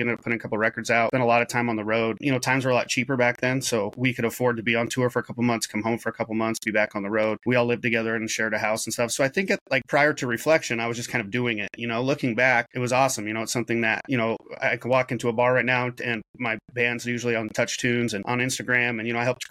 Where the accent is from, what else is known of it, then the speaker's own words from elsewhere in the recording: Salem, Oregon, United States; moved away; also born or lived in Portland, Oregon; I grew up in Salem, Oregon, and then Portland, Oregon